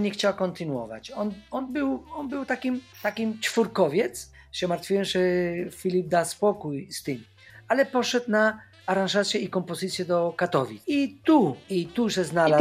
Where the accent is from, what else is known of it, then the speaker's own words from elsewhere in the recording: Havana, Cuba; Polish is a second language; moved away as an adult; also born or lived in Łódź, Poland / Wrocław, Poland; now in Poland; po ukończeniu, e, szkoły średniej muzycznej w Hawanie